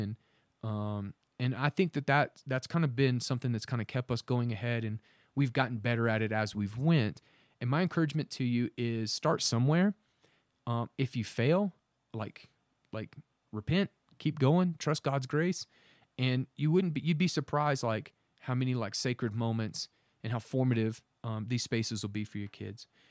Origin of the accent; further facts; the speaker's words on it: Oklahoma, United States; we're from Oklahoma